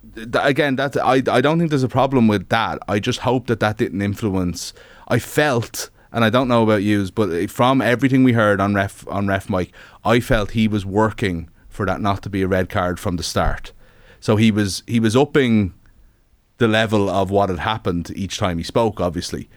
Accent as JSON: {"language": "English", "country": "Ireland", "said": "being an Irish sports fan all your life"}